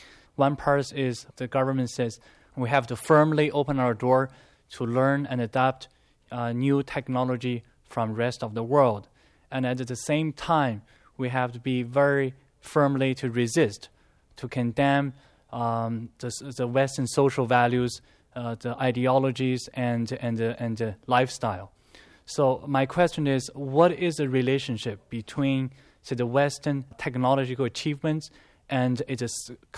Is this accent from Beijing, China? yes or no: yes; Beijing, China; moved away as an adult; now in Toronto, Canada; I'm a student from China, Beijing, China, and I've been studying in Toronto for 3 years.